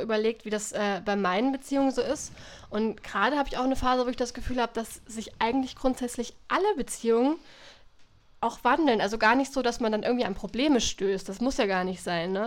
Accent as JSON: {"language": "German", "country": "Germany", "tie": "born or raised there", "said": "durch mein Heimatdorf die Eder fließt"}